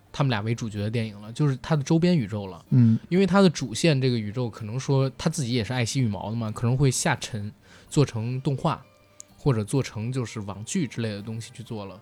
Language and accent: Chinese; China; 我们中国人